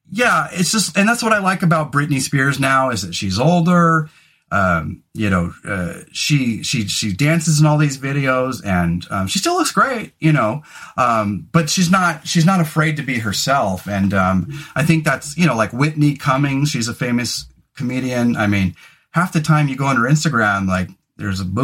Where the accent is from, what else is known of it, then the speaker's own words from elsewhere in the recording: Scotland, United Kingdom; all my friends had really hairy arms and legs and I didn't because I'm Scottish